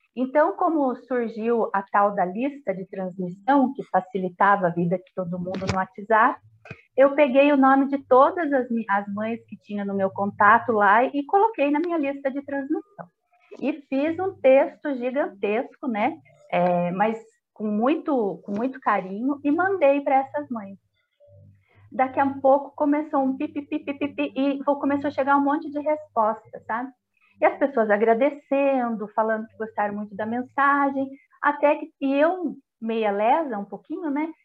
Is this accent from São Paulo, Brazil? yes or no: yes; Itapeva, São Paulo, Brazil; eu sou itapevense, pé vermelho, igual muitos aí que devem estar ouvindo e vendo a gente é, nascida e criada em Itapeva